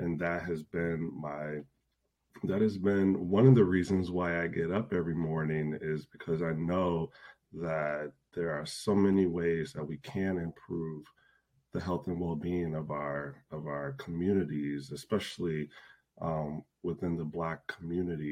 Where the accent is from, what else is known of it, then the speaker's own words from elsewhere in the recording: Chicago, Illinois, United States; moved away as an adult; now in Minneapolis, United States; I grew up in the Chicago area